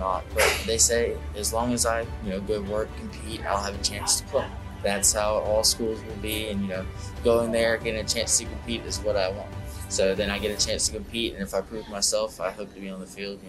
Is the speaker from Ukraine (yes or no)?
no; South Carolina, United States